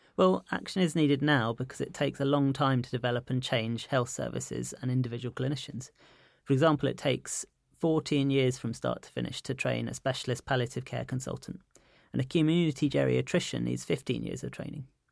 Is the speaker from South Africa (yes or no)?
no; London, United Kingdom; I'm a Londoner